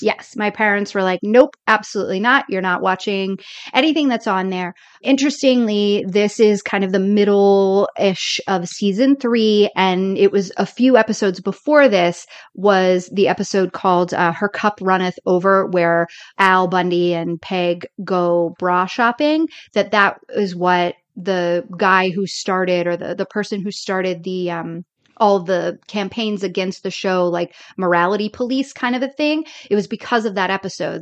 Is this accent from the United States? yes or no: yes; the South, United States; moved away as an adult; I grew up in the South